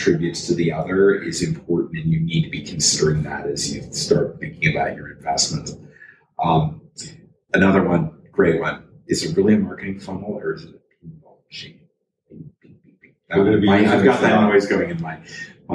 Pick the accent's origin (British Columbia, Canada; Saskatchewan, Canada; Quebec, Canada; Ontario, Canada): Ontario, Canada; Toronto; I'm from Toronto.